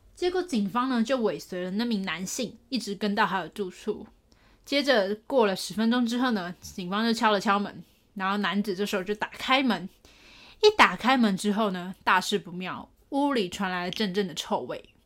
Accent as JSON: {"language": "Chinese", "region": "Taipei", "country": "Taiwan", "tie": "born or raised there", "said": "我老家都在台北"}